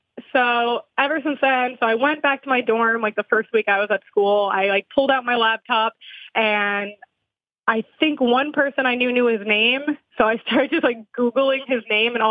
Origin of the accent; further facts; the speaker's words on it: New Jersey, United States; I'm also from New Jersey